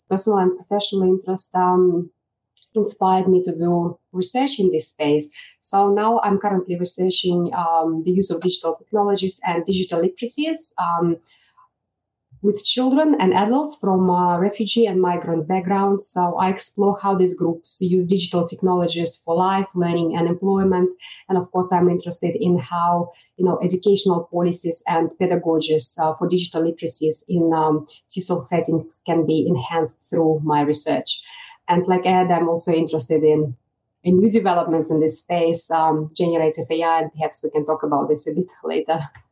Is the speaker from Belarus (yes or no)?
yes; Belarus; English is a second language; moved away as an adult; now in Australia; back home uh, in my country, Belarus, which is in Eastern Europe